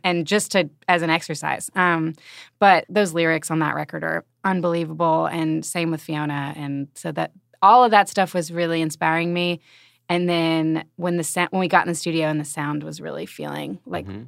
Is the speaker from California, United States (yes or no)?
no; Alabama, United States; now in Kansas City, United States; I'm from Alabama.